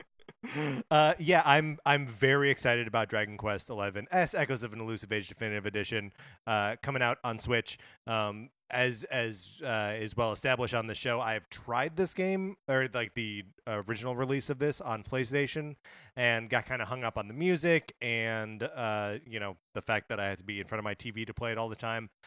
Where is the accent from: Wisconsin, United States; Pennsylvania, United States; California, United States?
Wisconsin, United States; I grew up in Wisconsin